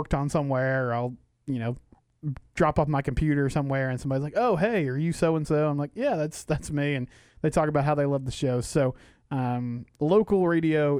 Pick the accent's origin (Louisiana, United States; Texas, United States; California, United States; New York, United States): Texas, United States; McGregor; I'm from McGregor. I live there.